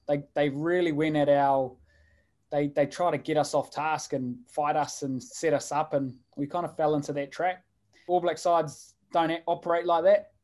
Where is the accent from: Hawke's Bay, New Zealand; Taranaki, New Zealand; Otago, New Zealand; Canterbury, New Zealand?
Hawke's Bay, New Zealand; I'm from the Hawke's Bay